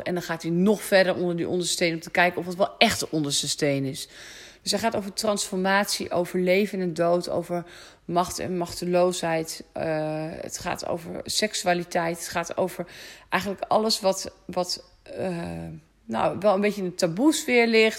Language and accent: Dutch; Netherlands; ik kom uit de polder. Ik kan niet anders, jongens. Ik ben gewoon boerendochter, opgegroeid op de boerderij